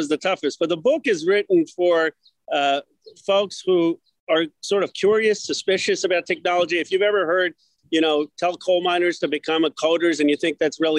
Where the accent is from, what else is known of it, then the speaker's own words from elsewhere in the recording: Philadelphia, Pennsylvania, United States; moved away; also born or lived in Chicago; I'm the son of immigrants. I was born in Philadelphia. My parents immigrated from India.